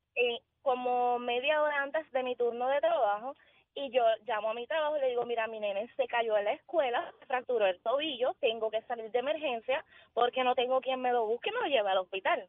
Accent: Hatillo, Puerto Rico; yo soy de Atillo

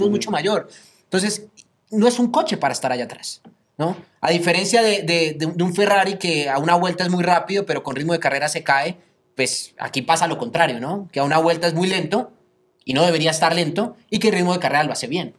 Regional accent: Colombia; yo como colombiano

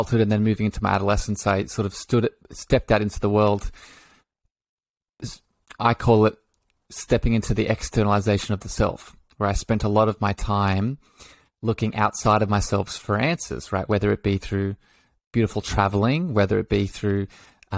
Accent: Australia; If it wasn't obvious by the lovely accent, I'm from Australia. I live down under on the East Coast.

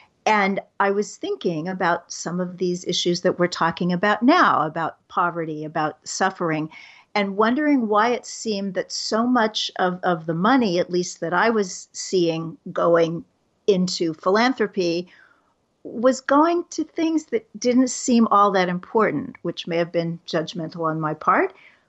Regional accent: Kansas City, United States; I worked for a society magazine in Kansas City, my hometown

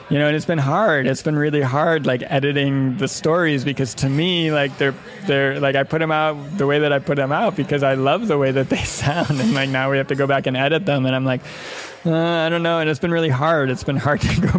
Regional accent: Midwest, United States; I mean, I grew up in the Midwest too, so I have like this kind of like cynical sense of humor, like kind of like cutting and biting.

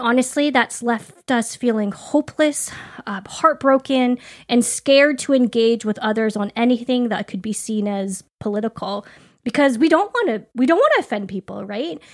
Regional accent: Canada; moved away as an adult; now in United States; we're Canadian, um, but we've lived in the States for a few years

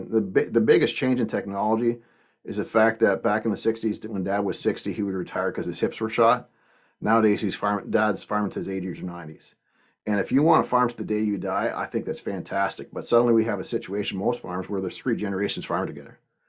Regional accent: Canada; I was the guy from Canada that started for Progressive Dairymen about 10 years ago

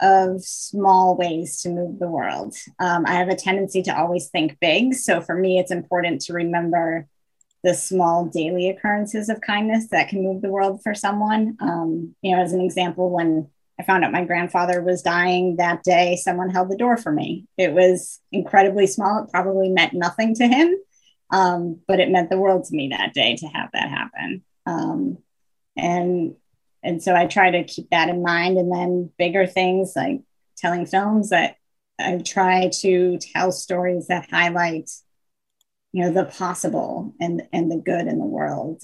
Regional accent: Buffalo, New York, United States; my hometown

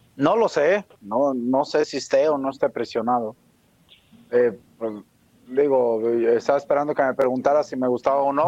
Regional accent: Mexico; nosotros como mexicanos

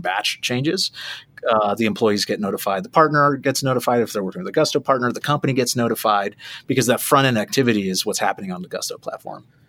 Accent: South Florida, United States; moved away as an adult; also born or lived in Hollywood, Florida; born and raised in South Florida

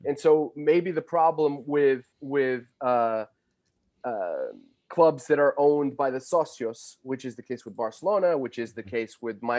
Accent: Portugal; It's only afterwards that people realize that I'm Portuguese. So they give me a little bit more license.

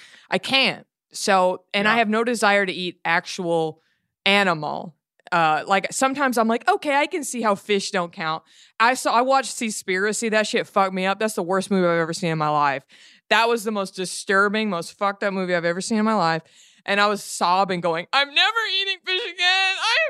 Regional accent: Texas, United States; Being a Texan, I went to public schools. We don't really learn geography.

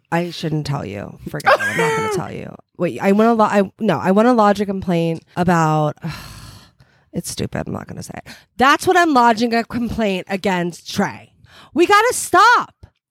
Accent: New Jersey, United States; also born or lived in Philadelphia, Pennsylvania; I grew up in New Jersey

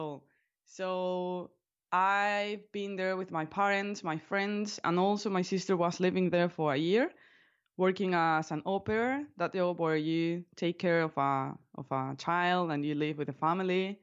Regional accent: Alicante, Valencian Community, Spain; first language Spanish; English is a second language; I am from Alicante, which is, uh, a medium city in the southeast part of Spain. So I live on the Mediterranean coast, basically. And I was born here and I've been living here all my life, basically.

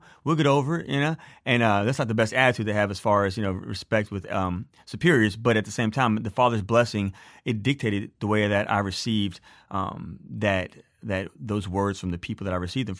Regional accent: Beaumont, Texas, United States; now in Colorado, United States; By the way, I live in Colorado, but I was born and raised in Beaumont, Texas.

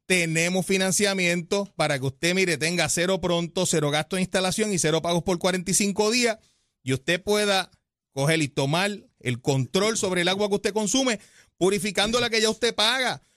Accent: Puerto Rico; nuestra isla

